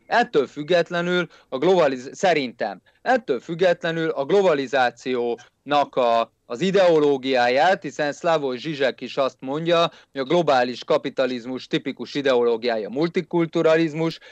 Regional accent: Hungary; én egy magyar nacionalista vagyok

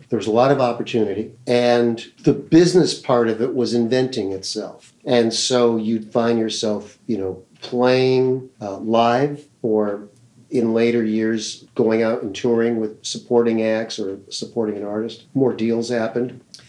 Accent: Los Angeles, California, United States; also born or lived in Minneapolis, Minnesota; I grew up in Los Angeles. I was born in Minneapolis, Minnesota. My family came out here. I was quite young, but I still have a large family there. So the Midwest roots are still kind of there.

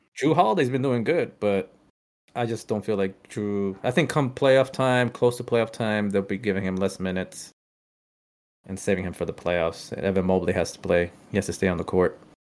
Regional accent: Boston, Massachusetts, United States; we're from Boston

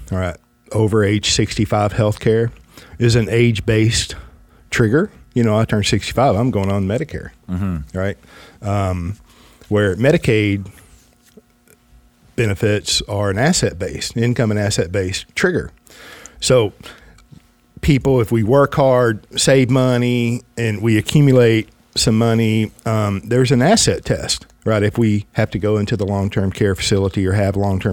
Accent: the South, United States; I'm just from the South

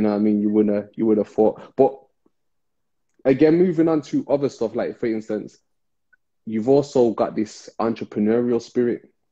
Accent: Birmingham, West Midlands, United Kingdom; especially in inner city Birmingham, we came from Rastafarian parents

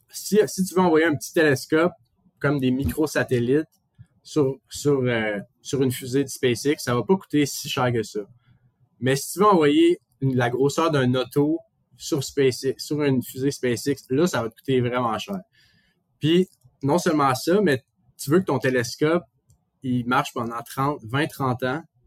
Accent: Montreal, Quebec, Canada; now in Toronto, Canada; quand on dit qu'on est de Montréal

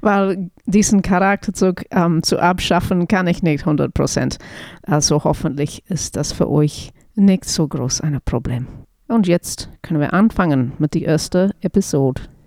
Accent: New Zealand; German is a second language; moved away; ich bin keine Deutsch-Muttersprecherin. Also ich komme aus Neuseeland und deswegen spreche ich kein perfektes Deutsch.

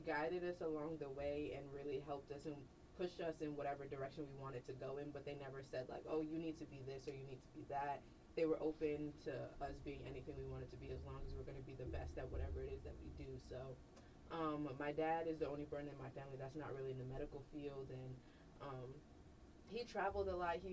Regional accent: Chicago, Illinois, United States; moved away; Growing up in Chicago

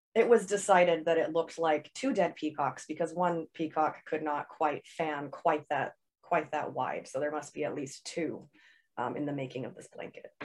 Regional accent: Seattle, Washington, United States; I set it in Seattle, which is, uh, my hometown

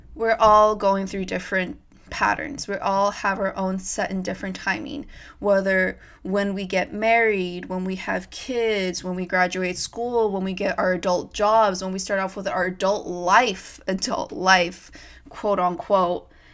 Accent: Modesto, California, United States; moved away as an adult; now in Los Angeles, United States; I am originally from Modesto, California

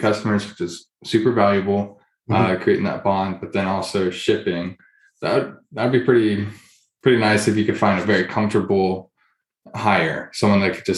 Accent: Houston, Texas, United States; I'm from Houston, so go to like an Astros or Texans game growing up

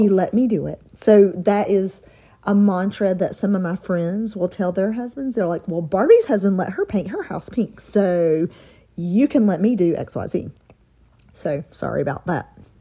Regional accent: Mount Holly, North Carolina, United States; Born and raised in Mount Holly, North Carolina, small town living

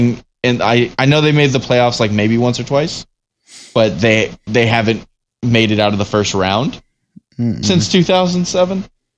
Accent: Michigan, United States; because of growing up in Michigan in the time frame that we did

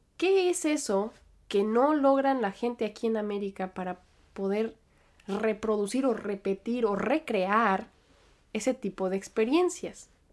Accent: Aguascalientes, Mexico; also born or lived in United States / State of Mexico; now in Manhattan, United States; yo nací en Estados Unidos, pero después crecí en México. Y aunque yo siempre estoy hablando de Aguascalientes, pasé cierto tiempo de mi infancia en el Estado de México

